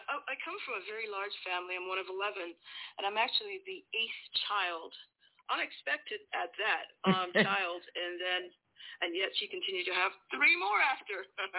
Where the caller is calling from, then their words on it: England, United Kingdom; I am currently in England.